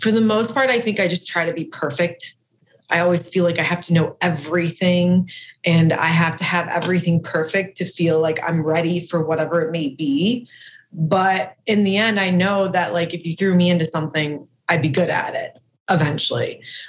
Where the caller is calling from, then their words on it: Columbus, Ohio, United States; I'm in Columbus, Ohio.